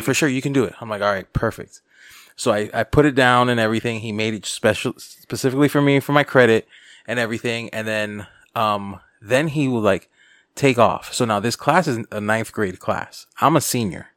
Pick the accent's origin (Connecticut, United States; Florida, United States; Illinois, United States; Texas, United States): Florida, United States; North Miami; I'm from the North Miami area